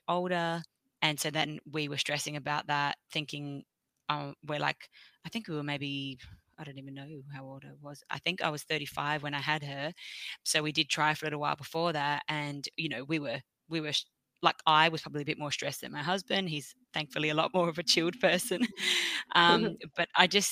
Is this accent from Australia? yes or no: yes; Australia; I'm from Australia